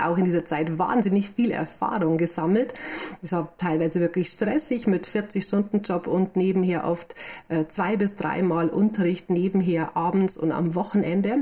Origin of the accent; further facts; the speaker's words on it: Bavaria, Germany; accent: Bavarian; also born or lived in Munich; now in Rosenheim district, Germany; ich komme also aus Bayern, was man, denke ich, an der Stimme auch immer noch deutlich hören kann.